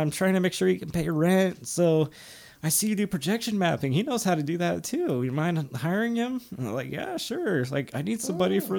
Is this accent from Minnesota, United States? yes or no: no; Sacramento, California, United States; I'm from Sacramento